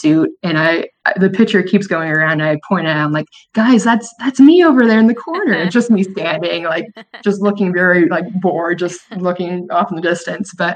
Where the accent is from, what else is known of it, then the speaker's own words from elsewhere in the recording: Orlando, Florida, United States; growing up in Orlando